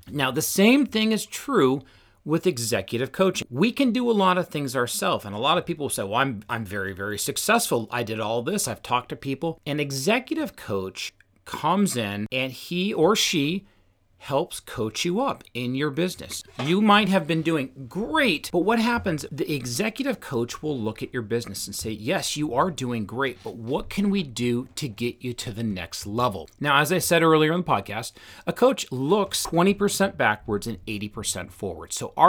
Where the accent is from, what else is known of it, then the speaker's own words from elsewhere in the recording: Washington, United States; I grew up just outside of Seattle, and I've mentioned a few times, I'm just wired to be a challenger.